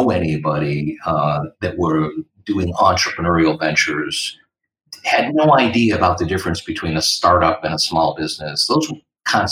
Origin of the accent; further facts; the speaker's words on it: Little Falls, New York, United States; moved away as an adult; also born or lived in Providence, Rhode Island / Seattle, Washington / Yokosuka, Japan / Naples, Italy; I have returned to my hometown of Little Falls, New York, boomeranging back there after being away 25 years